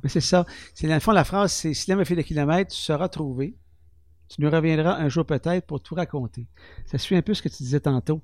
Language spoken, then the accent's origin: French; Témiscamingue, Quebec, Canada; je suis né au Témiscamingue. Je suis né à l'hôpital ville côté ici